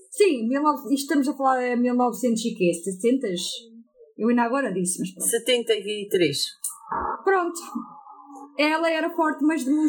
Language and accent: Portuguese; England, United Kingdom; Portuguese is a second language; Ei, tu compreendes que o meu português é assim um bocado.